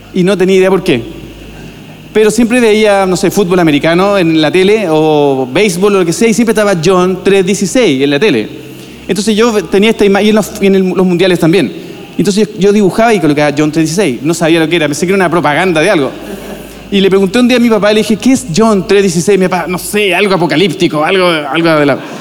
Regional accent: Viña del Mar, Valparaíso, Chile; moved away as an adult; now in Santiago, Chile; En nuestro caso somos de Viña del Mar, de la playa, y nos, fuimos a Santiago de Pastor

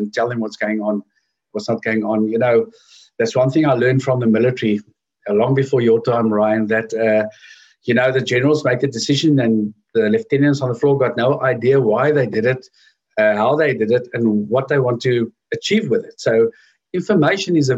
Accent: Edenvale, Gauteng, South Africa; also born or lived in Johannesburg; I grew up in Edenvale, which is in Oostrand.

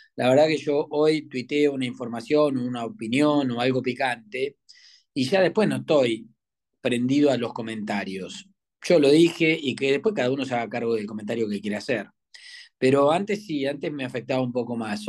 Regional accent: western Greater Buenos Aires, Buenos Aires Province, Argentina; moved away as an adult; now in Buenos Aires, Argentina; yo soy de, la zona oeste, aunque ahora ya hace muchos años que estoy acá en, que soy porteñito

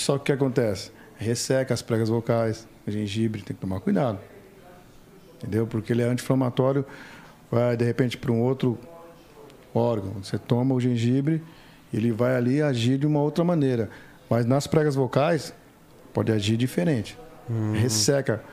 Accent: São Paulo, Brazil; São Paulo. Graças a Deus, terra da garoa.

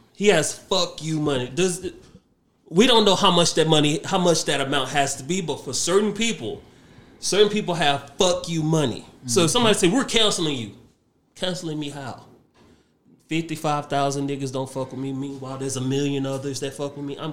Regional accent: Nigeria; for me, being a Nigerian

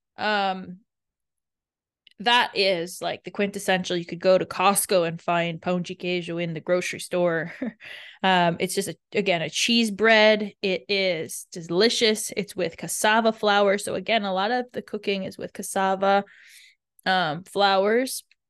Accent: Canada; I grew up in Canada

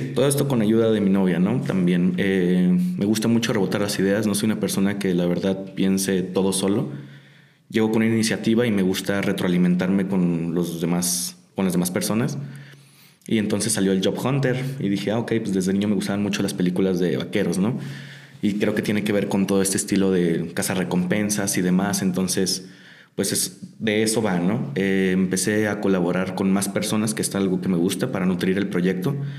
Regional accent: Tijuana, Baja California, Mexico; soy de Tijuana. Allá estoy viviendo

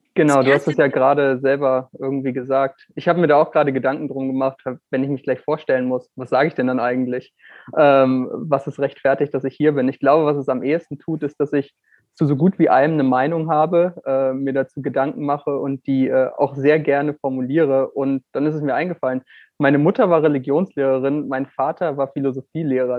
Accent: Northern Germany, Germany; Moin, wie man in meiner Heimat sagen würde

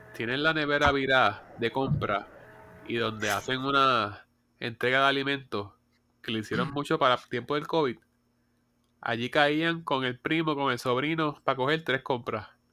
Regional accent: Puerto Rico

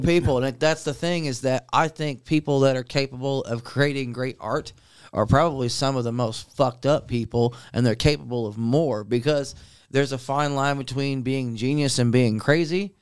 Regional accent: Centerville, United States; the guys that I grew up with in Centerville

